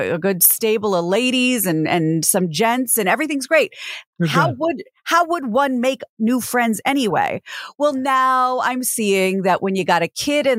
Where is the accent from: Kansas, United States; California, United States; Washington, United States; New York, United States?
Kansas, United States; now in Los Angeles, United States; my home state of Kansas